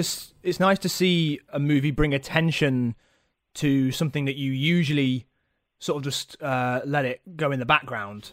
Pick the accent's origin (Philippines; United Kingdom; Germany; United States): United Kingdom; Nottingham, East Midlands; I am from Nottingham